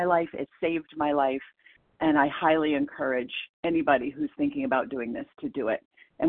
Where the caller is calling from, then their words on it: Portland, Maine, United States; I'm calling in from Portland, Maine